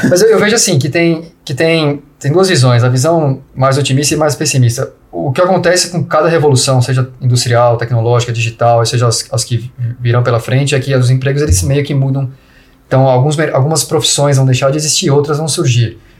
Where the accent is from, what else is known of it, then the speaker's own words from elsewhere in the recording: Brazil; moved away; a gente é brasileiro